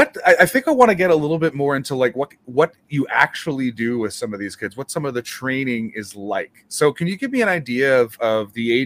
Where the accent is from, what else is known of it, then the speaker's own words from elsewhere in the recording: Winnipeg, Manitoba, Canada; obviously I grew up in Winnipeg.